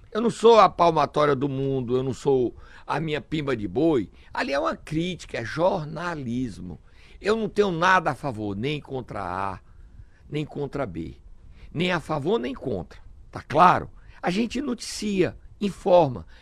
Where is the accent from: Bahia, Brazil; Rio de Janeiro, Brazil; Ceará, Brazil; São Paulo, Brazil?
Ceará, Brazil; Sobral; Eu nasci em Sobral, me orgulho da minha terra